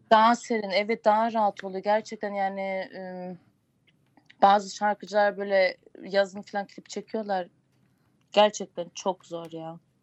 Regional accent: Gölhisar, Burdur, Turkey; Burdur Gölhisarlıyım.

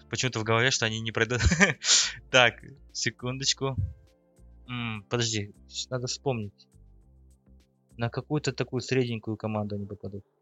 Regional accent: Kazakhstan; Ну, мы любим казахи вперед вагона бежать и надеяться, что мы там будем в группе.

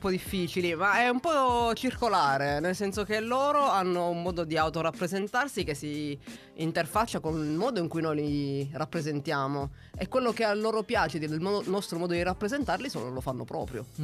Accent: Santo Stefano Quisquina, Sicily, Italy; Provincia di Agrigento. Eh, vabbè. Santo sì. Stefano Quisquina è il nome del paese.

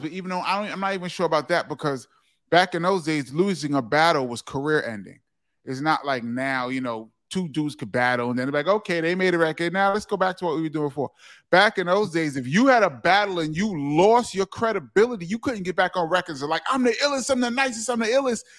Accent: New York City, New York, United States; also born or lived in Harlem; we moved from there to the Bronx, and it was culture shock

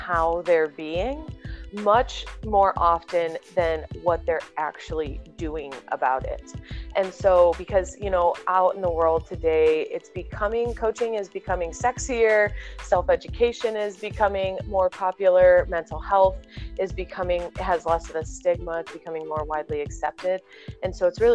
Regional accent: Indiana, United States; moved away as an adult; also born or lived in Whiting, Indiana; now in San Clemente, United States; I'm born and raised in Indiana

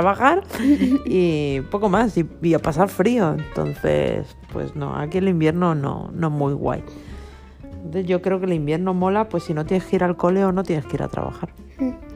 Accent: Galicia, Spain; now in Mallorca, Spain; yo me crié en Galicia

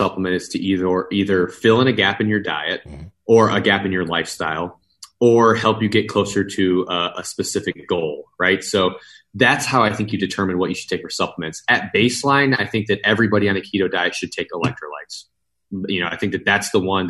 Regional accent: Midwest, United States; moved away; I'm from the Midwest originally

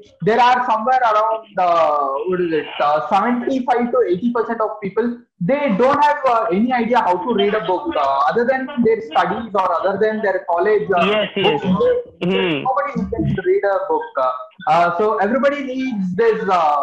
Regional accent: Mysore, Karnataka, India; I'm from Karnataka, a place called as Mysore.

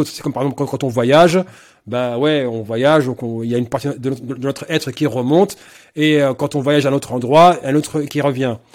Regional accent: France; Non, je suis français avant tout.

